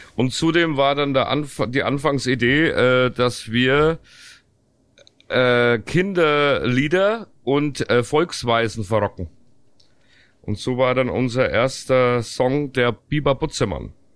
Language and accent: German; Southern Germany, Germany; Deswegen bin ich auch aus dem Süden